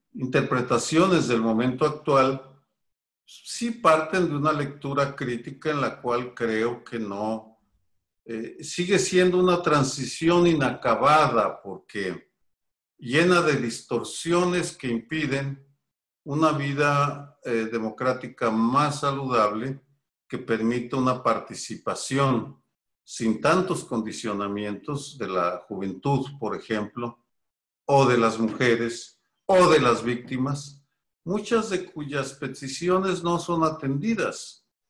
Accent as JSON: {"language": "Spanish", "town": "Guadalajara", "region": "Jalisco", "country": "Mexico", "tie": "born or raised there", "also_born_or_lived": "Mexico City", "moved": "as an adult", "said": "yo crecí en Guadalajara, me involucré en política estudiantil en mi ciudad natal"}